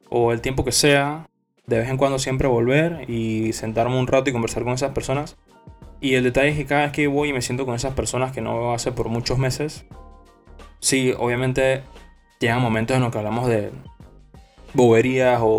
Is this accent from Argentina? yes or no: no; Panama; Soy panameño.